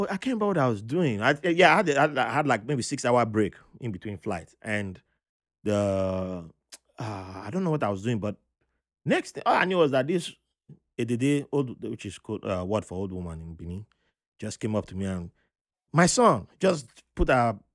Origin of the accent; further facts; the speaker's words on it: Panama; I'm from Panama. I, mean, I was born in Panama.